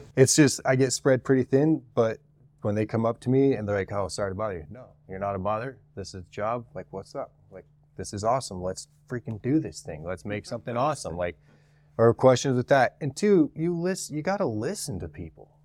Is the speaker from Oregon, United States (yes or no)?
no; Utah, United States; I'm from Utah, born and raised in Utah.